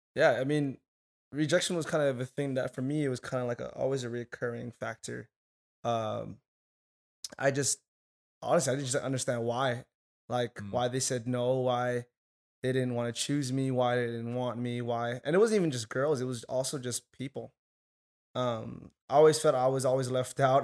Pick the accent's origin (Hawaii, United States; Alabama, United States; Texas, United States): Hawaii, United States; moved away as an adult; now in Arizona, United States; I'm from Hawaii